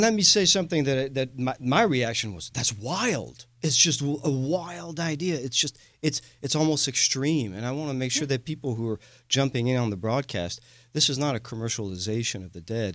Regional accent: France; moved away as an adult; now in Houston, United States; I am a Texan from France, a proud Houstonian. Uh, I moved here when I was a young man.

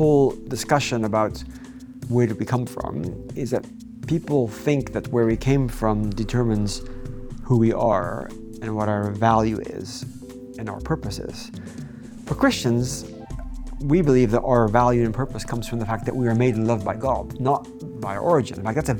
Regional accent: Gabon; also born or lived in Netherlands / United States / Cambridge, United Kingdom; So I grew up in Gabon, Central Africa. Then went back to the Netherlands, did undergraduate degree, did a PhD in the US

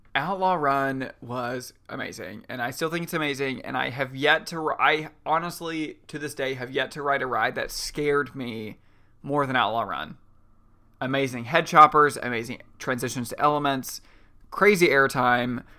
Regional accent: Kentucky, United States; I'm from Kentucky

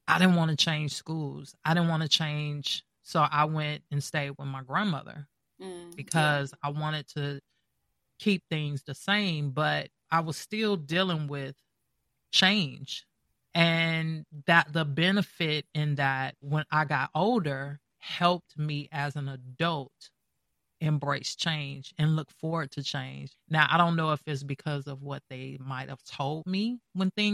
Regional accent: Gary, Indiana, United States; now in Atlanta, United States; I'm from Gary, Indiana. I moved here in the beginning of 98

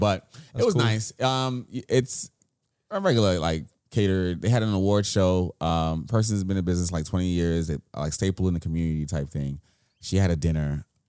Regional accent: New York City, New York, United States; because I'm a New Yorker.

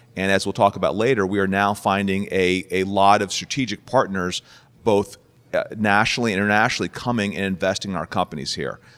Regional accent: Cincinnati, Ohio, United States; moved away as an adult; also born or lived in Minneapolis / Silicon Valley; I grew up in Cincinnati, went to Ohio State

